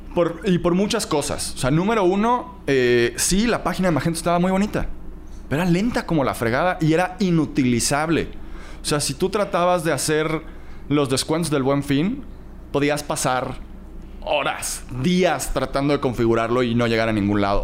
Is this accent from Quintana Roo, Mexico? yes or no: yes; Cancún, Quintana Roo, Mexico; also born or lived in Playa del Carmen; nací, crecí en Cancún y después me fui a Playa del Carmen.